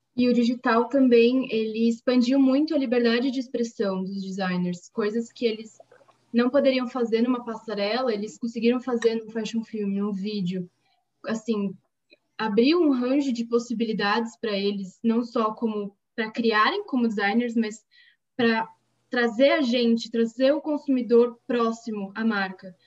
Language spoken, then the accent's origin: Portuguese; São Paulo, Brazil; de São Paulo, capital